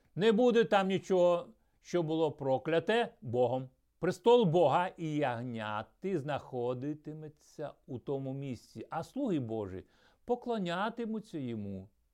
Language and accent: Ukrainian; Ukraine; also born or lived in Troitsk, Chelyabinsk Oblast, Russia; потім ми переїхали в Україну